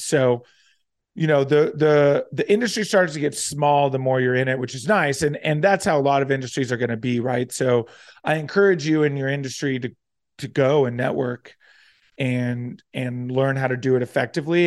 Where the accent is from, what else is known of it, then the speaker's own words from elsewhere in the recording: near Atlantic City, New Jersey, United States; moved away; also born or lived in Florida; aside from living in Florida, spent most of my childhood growing up in Southern New Jer-, in Southern, wow, in South Jersey, right near Atlantic City, suburb outside